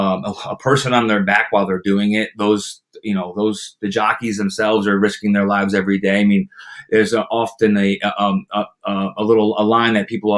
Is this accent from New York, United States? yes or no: yes; Saratoga Springs, New York, United States; growing up in Saratoga, being a part of the track for as long as I have